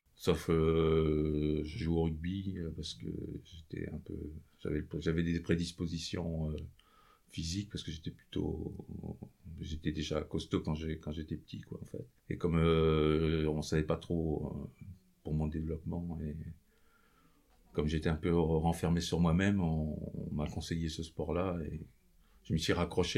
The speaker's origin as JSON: {"language": "French", "town": "Nevers", "region": "Bourgogne-Franche-Comté", "country": "France", "tie": "born or raised there", "said": "Je suis originaire de Nevers. J'ai passé mon enfance euh, sur cette région."}